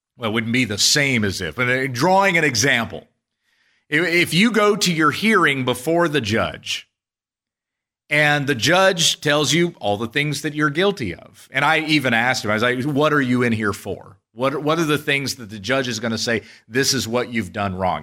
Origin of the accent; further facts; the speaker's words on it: United States; as American citizens